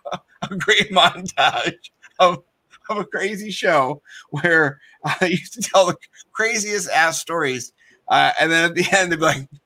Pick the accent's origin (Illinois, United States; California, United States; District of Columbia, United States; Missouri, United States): District of Columbia, United States; Washington; I grew up in the Washington, D.C. area.